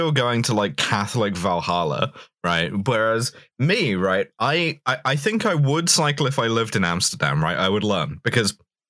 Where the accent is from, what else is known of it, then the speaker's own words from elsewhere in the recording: Scotland, United Kingdom; Personally, as a Scot, I love to go to Big Tesco.